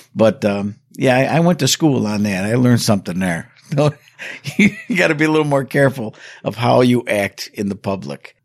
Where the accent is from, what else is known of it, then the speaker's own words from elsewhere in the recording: New York, United States; my hometown here